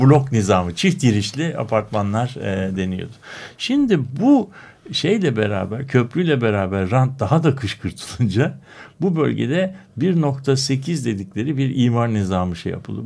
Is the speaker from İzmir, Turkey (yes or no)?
no; Istanbul, Turkey; born or raised there